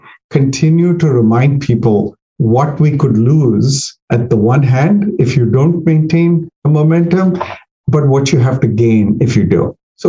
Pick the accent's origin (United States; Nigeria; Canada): United States; Virginia; And I say, I'm from Northern Virginia.